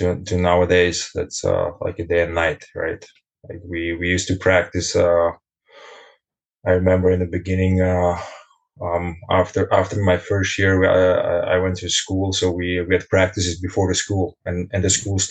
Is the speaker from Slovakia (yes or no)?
yes; Bratislava, Bratislava Region, Slovakia; moved away as an adult; now in Germany; I'm born and raised in Bratislava